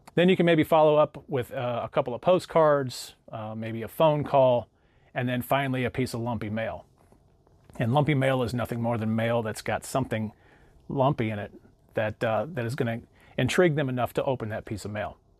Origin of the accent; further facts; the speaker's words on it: St. Louis, Missouri, United States; I use a company called R E I Printmail out of my hometown of Saint Louis